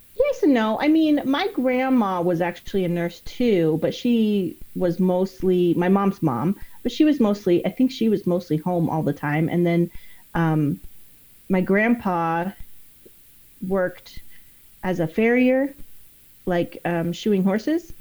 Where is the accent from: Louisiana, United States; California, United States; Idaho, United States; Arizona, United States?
Idaho, United States; East; moved away; I grew up in East Idaho, and it's like, especially back when I was there, it was like 98% Mormon